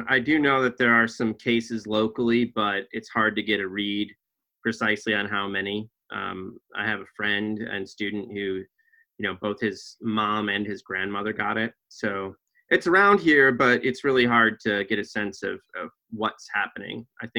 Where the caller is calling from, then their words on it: Blacksburg, Virginia, United States; I'm in my office at Virginia Tech in Blacksburg, Virginia.